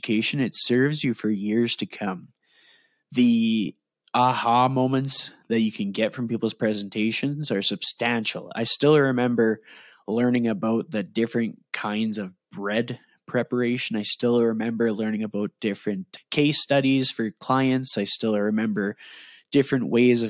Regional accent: Edmonton, Alberta, Canada; accent: Canadian; my Canadian accent, I am from Edmonton, Alberta, Canada

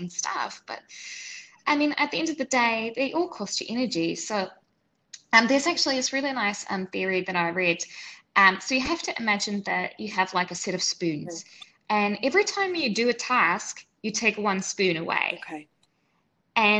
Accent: New Zealand; moved away as an adult; also born or lived in Switzerland / New York City; now in Singapore; So I grew up in New Zealand, and then I lived in Switzerland, then I lived in New York City, and now I'm in Singapore

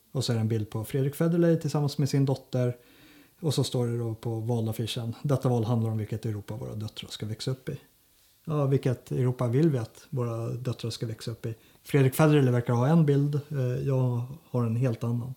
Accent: Sigtuna, Stockholm County, Sweden; Jag är ju uppvuxen i Sigtuna

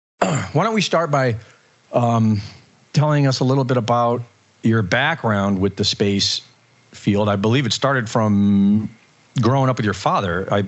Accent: Cleveland, Ohio, United States; also born or lived in California; I was born at Travis Air Force Base. I grew up in Cleveland. I've lived all over this country.

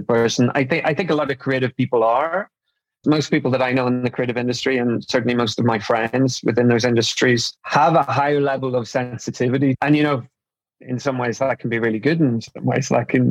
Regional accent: Newry, Northern Ireland, United Kingdom; I was brought up in Northern Ireland

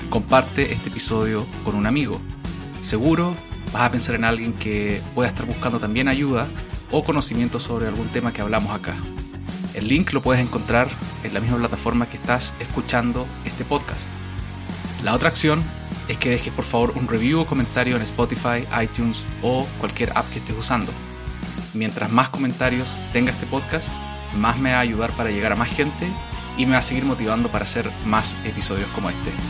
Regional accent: Valdivia, Los Ríos, Chile; moved away; yo soy de Valdivia

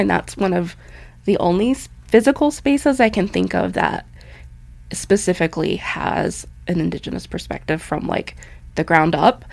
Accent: Butte, Montana, United States; I grew up in Butte, Montana, and my parents raised us there

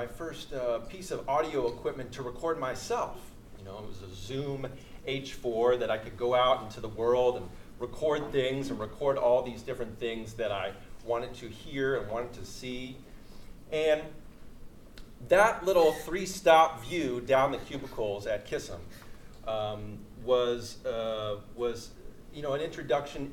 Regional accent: Moss Beach, California, United States; I grew up in Moss Beach by Half Moon Bay

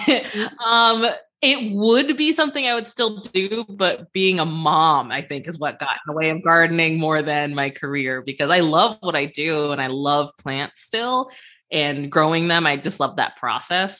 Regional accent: Cleveland, Ohio, United States; my hometown of Cleveland

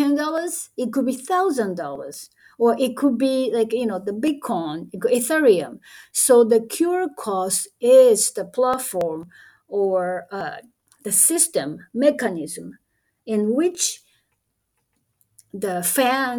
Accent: Japan; English is a second language; I'm a Japanese anyway, so English is my second language

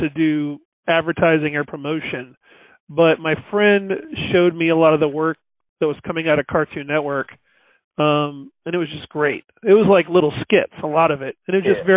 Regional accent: North Carolina, United States; moved away as an adult; also born or lived in Los Angeles; I'm originally from North Carolina, and I studied film and moved

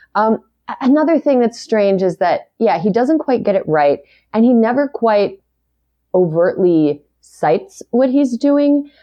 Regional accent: Wisconsin's seventh district, United States; also born or lived in Utah; now in Los Angeles, United States; I'm from Wisconsin's seventh district, which is very rural

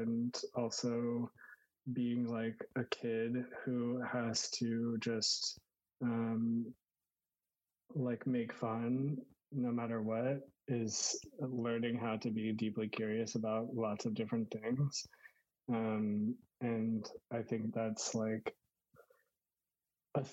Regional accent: Houston, Texas, United States; I grew up in Texas, in Houston

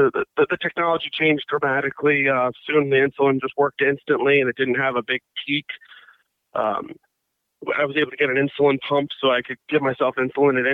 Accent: Bethesda, Maryland, United States; now in McLean, United States; I grew up in Bethesda, Maryland, a suburb of Washington, D.C.

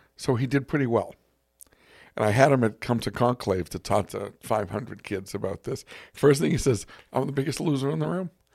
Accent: Boston, Massachusetts, United States; I'm from Boston

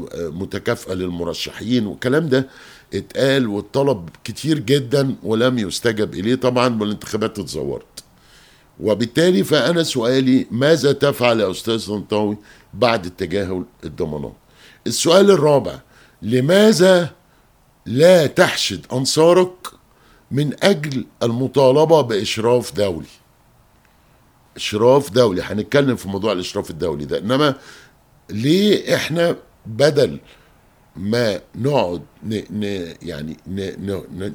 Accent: Egypt; دي مشكلة عندنا مش كمصريين بس

